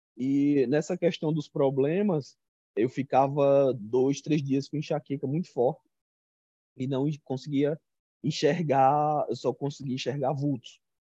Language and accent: Portuguese; Arapiraca, Alagoas, Brazil; eu sou do interior de Alagoas, de uma cidade chamada Arapiraca, a terra do fumo